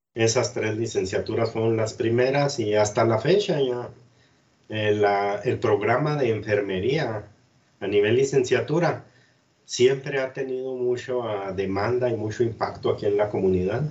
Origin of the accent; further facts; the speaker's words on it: Cuauhtémoc, Chihuahua, Mexico; moved away as an adult; also born or lived in Ciudad Juárez; yo soy de aquí de Cuauhtémoc y conozco mucha gente de, toda la vida de aquí de Cuauhtémoc